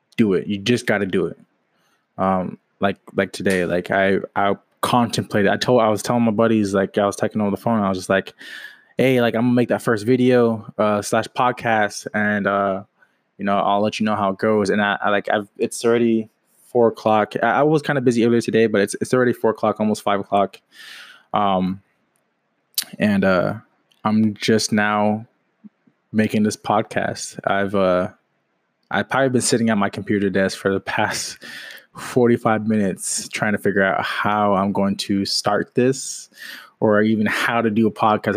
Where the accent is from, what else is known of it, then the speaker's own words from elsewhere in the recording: Washington, United States; moved away as an adult; now in Jacksonville, United States; I'm from Washington State, currently living in Jacksonville, Florida.